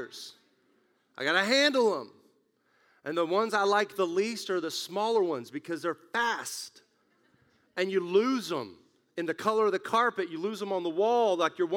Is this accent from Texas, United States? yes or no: yes; West Texas, United States; moved away; when I grew up in West Texas